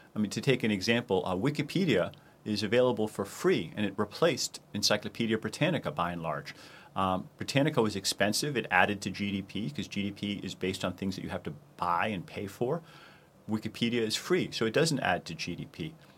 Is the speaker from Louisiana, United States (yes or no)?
no; Boston, Massachusetts, United States; my hometown of Boston